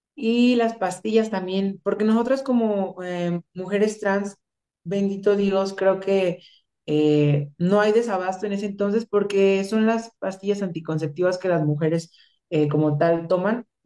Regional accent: Michoacán, Mexico; yo soy de Michoacán

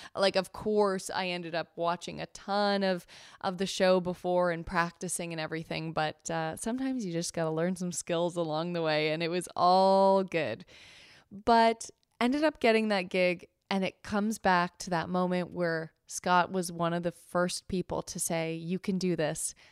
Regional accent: Canada; We're Canadian

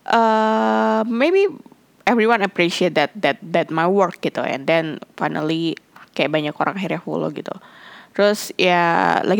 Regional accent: Indonesia; aku bilang I'm Indonesian but I just understand in Thai but I don't know how to actually uh, speaking in Thai correct way gitu karena ngerasa kayak logat aku cara aku ngomong masih not Thai enou

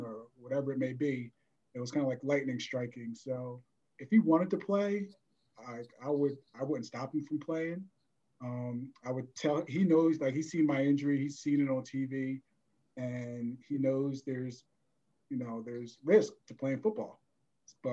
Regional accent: New Jersey, United States; I grew up in South Jersey

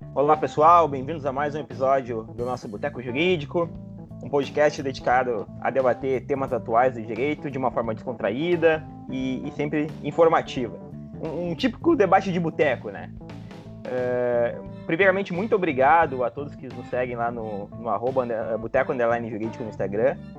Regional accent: Rio Grande do Sul, Brazil; aqui no Rio Grande do Sul, e todos nós aqui somos gaúchos

